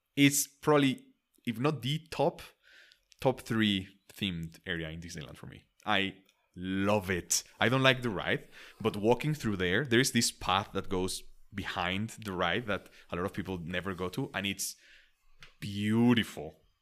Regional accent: Mexico; English is a second language; I'm from Mexico

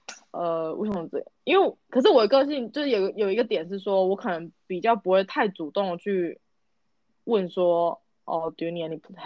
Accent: Taiwan; moved away; 我们身为台湾人

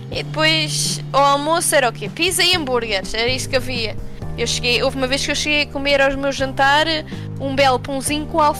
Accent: Portugal; now in United States; sou de Portugal

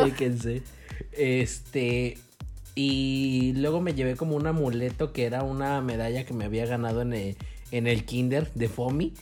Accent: Mexico; somos mexicanos

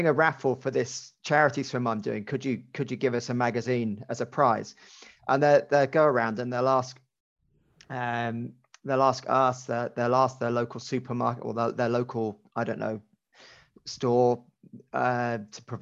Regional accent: Cheltenham, South West England, United Kingdom; I grew up in Cheltenham

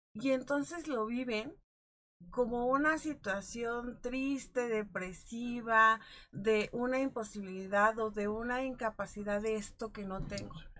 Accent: Mexico; como cultura mexicana

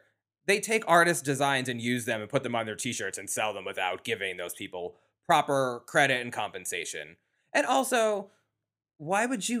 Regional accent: New York, United States; I'm a New Yorker. I can say that.

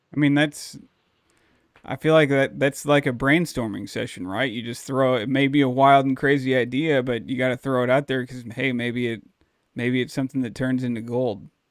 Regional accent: Dallas, Texas, United States; moved away; also born or lived in St. Louis County, Missouri; where I grew up down in Dallas, Texas

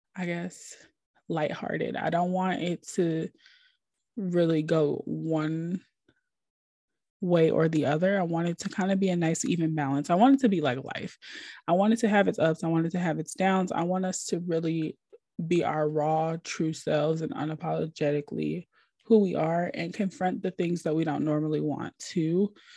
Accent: Minnesota, United States; now in Atlanta, United States; I'm originally from Minnesota

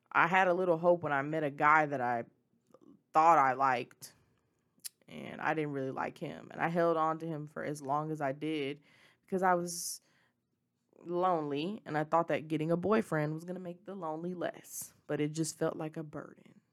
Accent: Memphis, Tennessee, United States; moved away; I'm from Memphis. Memphis is who, it, the Memphis is where I was raised. It was where I was born

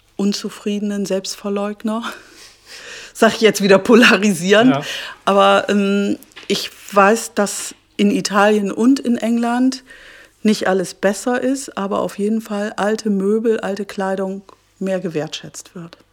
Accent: Bremen, Germany; moved away as an adult; also born or lived in London / Jamaica / Berlin / Hamburg; now in Hannover, Germany; ich komme aus Fegesack

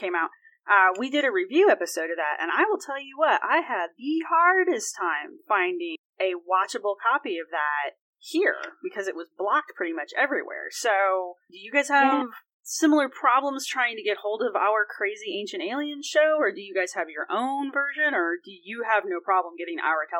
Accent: United States; because I am an American and I exist in one spot in the continent

